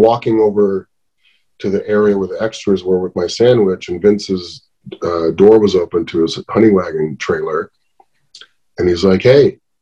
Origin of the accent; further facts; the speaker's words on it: Riverside, California, United States; also born or lived in Helwan, Egypt; I grew up in Riverside, had a pretty normal childhood